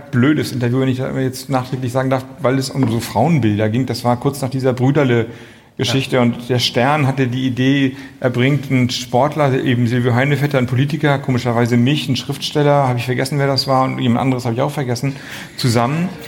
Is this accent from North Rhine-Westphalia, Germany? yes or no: no; Flensburg, Schleswig-Holstein, Germany; ich komme aus Flensburg, große Handballer, Hochburg, allerdings immer ein bisschen hinter Kiel